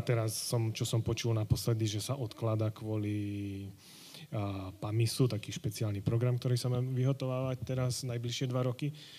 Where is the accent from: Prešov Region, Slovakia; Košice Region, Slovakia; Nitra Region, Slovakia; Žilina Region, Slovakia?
Prešov Region, Slovakia; Domaňovce; Domaňovce. To je okres Levoča.